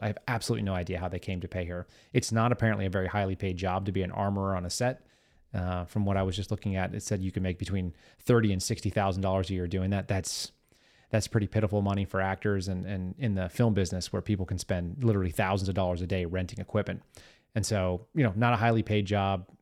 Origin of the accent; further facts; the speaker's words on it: Texas, United States; I'm from Texas, as many of you know. I grew up here.